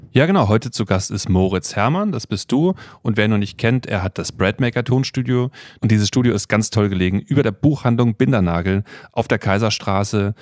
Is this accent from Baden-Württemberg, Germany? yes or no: yes; Freiburg, Baden-Württemberg, Germany; moved away as an adult; also born or lived in Bad Nauheim / Mannheim / Stuttgart; Ich bin in Bad Nauheim geboren, habe dann aber recht bald äh, die Wetterau verlassen mit meinen Eltern und dann sind wir Richtung Freiburg gezogen, Freiburg im Breisgau in Baden-Württemberg und dort bin ich aufgewachsen